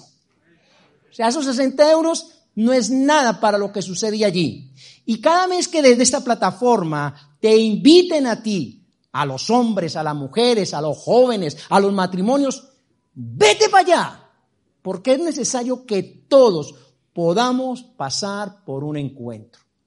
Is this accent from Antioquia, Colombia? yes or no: yes; Medellín, Antioquia, Colombia; now in Madrid, Spain; Nací en Medellín